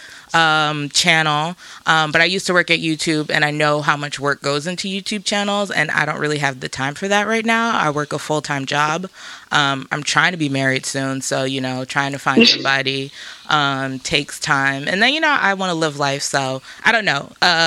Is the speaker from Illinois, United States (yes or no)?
no; New York City, New York, United States; Shout out to River Park Towers. That's where I grew up.